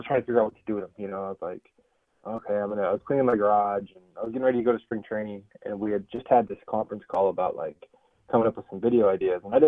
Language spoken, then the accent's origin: English; Bay Area, California, United States; growing up in the Bay Area